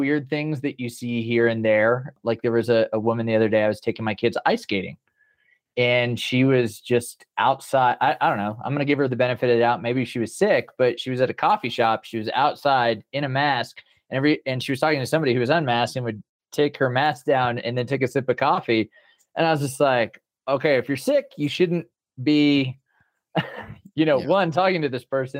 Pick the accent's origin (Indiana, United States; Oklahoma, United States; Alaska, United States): Oklahoma, United States; Broken Arrow; moved away as an adult; also born or lived in Tulsa, Oklahoma; now in Colorado, United States; I was born in Broken Arrow, Oklahoma. Well, technically I was born in Tulsa, but I've always grew up in Broken Arrow